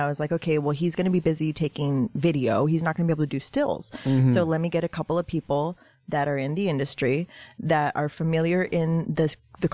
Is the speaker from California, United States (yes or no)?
yes; Los Angeles, California, United States; I was born in the 90s, and we lived in Boyle Heights during the height of the riots